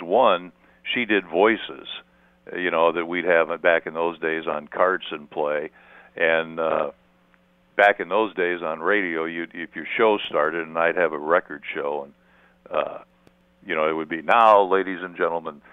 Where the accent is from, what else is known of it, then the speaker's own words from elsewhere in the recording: Detroit, Michigan, United States; moved away; also born or lived in St. Louis; growing up in Detroit